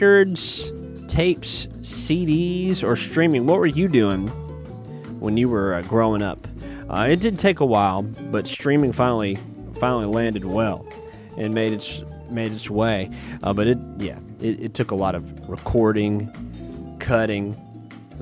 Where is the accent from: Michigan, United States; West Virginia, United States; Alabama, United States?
Alabama, United States; Muscle Shoals; my hometown, even to the Muscle Shoals area of Alabama